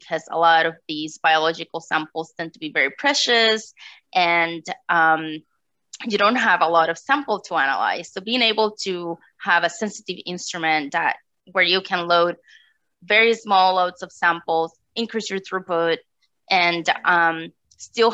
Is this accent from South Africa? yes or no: no; Puerto Rico; moved away as an adult; now in North Texas, United States; Yeah, so I am from Puerto Rico. I did my undergraduate studies there, and I decided to leave such a beautiful tropical island